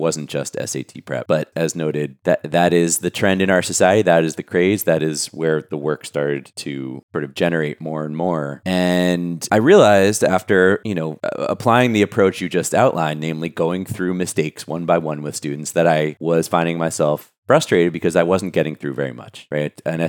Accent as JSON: {"language": "English", "town": "New York City", "region": "New York", "country": "United States", "tie": "born or raised there", "said": "Born and raised in Brooklyn, New York."}